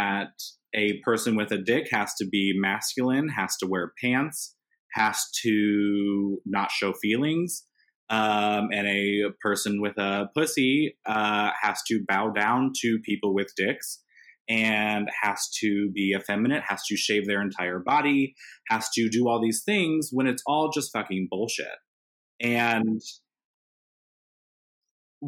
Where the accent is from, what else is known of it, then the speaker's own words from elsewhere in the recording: Indiana, United States; growing up in Indiana